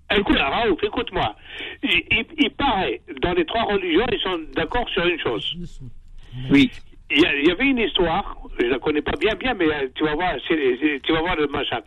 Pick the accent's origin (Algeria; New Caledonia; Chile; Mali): Algeria; Algérien, bon, comme moi